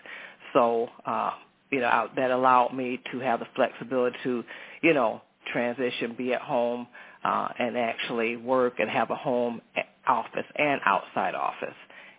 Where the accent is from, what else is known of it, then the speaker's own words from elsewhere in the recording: Flint, Michigan, United States; also born or lived in North Carolina; I grew up in the Flint, Michigan area.